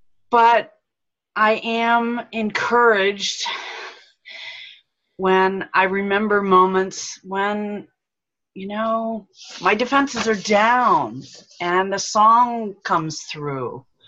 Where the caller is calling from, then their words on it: Bel Air, Maryland, United States; I'm greeting you from Bel Air, Maryland.